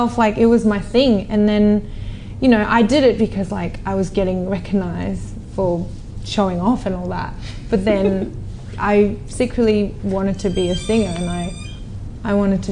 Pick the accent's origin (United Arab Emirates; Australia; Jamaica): Australia; born or raised there; also born or lived in South Korea